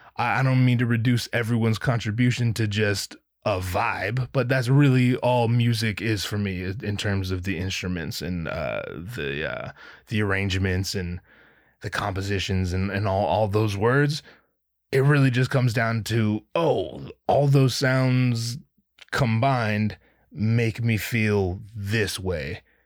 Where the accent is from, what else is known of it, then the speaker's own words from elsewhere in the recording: Anaheim, California, United States; I'm from Anaheim